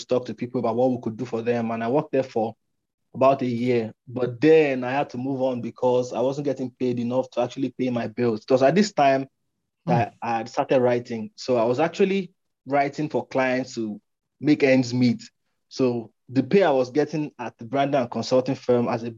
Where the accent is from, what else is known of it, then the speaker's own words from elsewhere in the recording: Nigeria; I'm from Nigeria, right? And Nigeria is a developing country. And some of the things here don't work